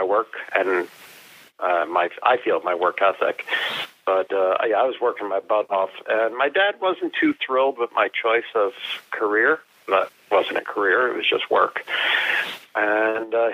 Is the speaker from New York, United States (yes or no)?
no; Union, New Jersey, United States; I grew up in New Jersey